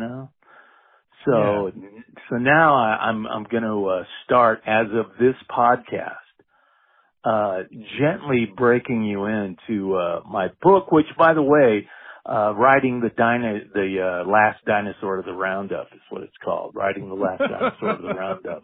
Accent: Anchorage, home in Standard, Alaska, United States; I was born in Anchorage, Alaska, January 6th, 19

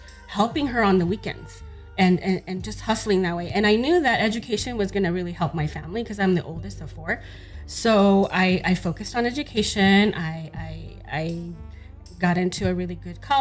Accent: Los Angeles, California, United States; I grew up in South Central Los Angeles.

